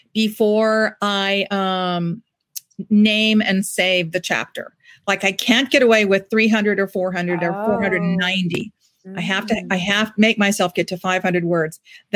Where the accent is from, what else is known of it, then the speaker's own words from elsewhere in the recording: Ireland; You know, I'm Irish, and we're very superstitious people.